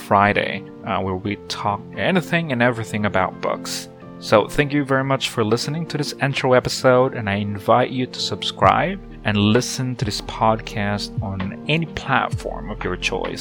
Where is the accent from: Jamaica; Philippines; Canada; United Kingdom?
Philippines; Cebu City, Central Visayas; I'm from Cebu, the Queen City of the South, and presently working as part of the marketing team in one of the established real estate brokerage firm here in Cebu